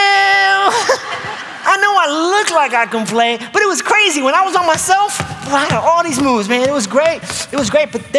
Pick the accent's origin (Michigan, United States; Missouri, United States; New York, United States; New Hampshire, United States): New York, United States; moved away; I was from New York